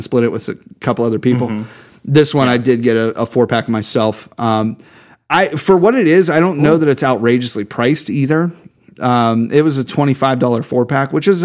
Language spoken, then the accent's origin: English; Pittsburgh, Pennsylvania, United States; Yeah, I'm from North Hills